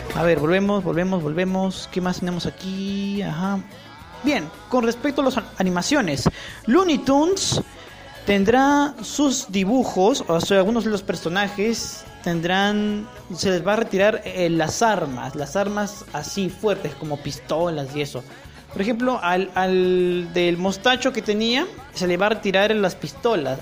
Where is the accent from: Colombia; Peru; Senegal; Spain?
Peru; en mi país aún no han abierto las salas de cine, en Perú